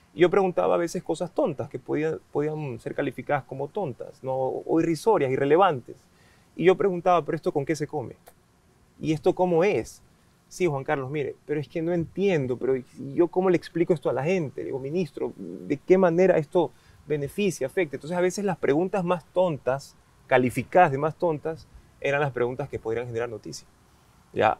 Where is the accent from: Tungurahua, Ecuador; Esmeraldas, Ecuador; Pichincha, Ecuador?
Esmeraldas, Ecuador; moved away; yo soy de Esmeraldas